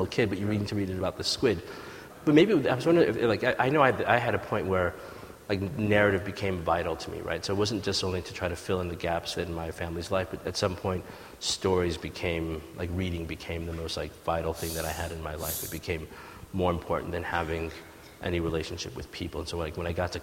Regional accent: United States; also born or lived in Ethiopia; we left Ethiopia and came to America, and the sort of divide in those experiences of like growing up in America

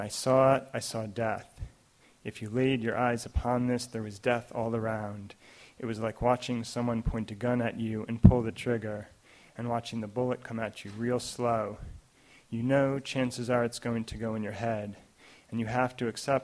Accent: New York City suburbs, United States; I was born in New York City. I grew up mainly in the suburbs

